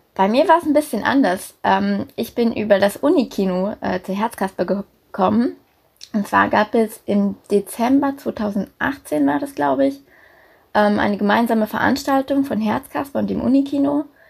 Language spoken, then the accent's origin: German; Berlin, Germany; moved away as an adult; also born or lived in Denmark; now in Hamburg, Germany; ich komme ursprünglich aus Berlin, und bin zum Studium dann nach Hamburg gegangen